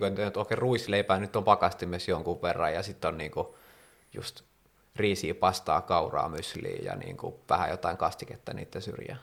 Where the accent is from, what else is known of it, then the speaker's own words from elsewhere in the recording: Helsinki, Uusimaa, Finland; mä oon ite helsinkiläinen